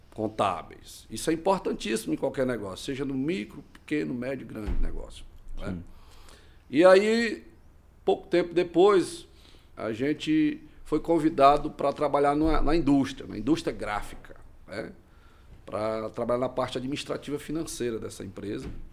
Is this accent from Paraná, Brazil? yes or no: no; Ananás, Tocantins, Brazil; now in Imperatriz, Brazil; E eu sou oriundo do estado do Tocantins, da cidade chamada Ananás, Tocantins